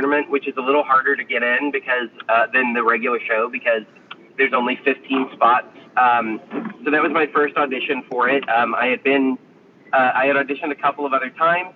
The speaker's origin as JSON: {"language": "English", "town": "Ringgold", "region": "Georgia", "country": "United States", "tie": "born or raised there", "also_born_or_lived": "Nashville, Tennessee / Illinois", "moved": "as an adult", "lives_now": "Chicago, United States", "said": "I'm from Ringgold, which is like the town. It's like the last town before you cross into Tennessee."}